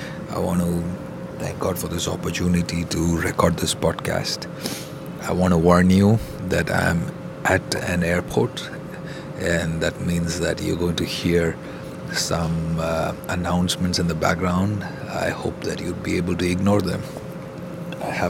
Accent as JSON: {"language": "English", "country": "India", "tie": "born or raised there", "said": "growing up in India"}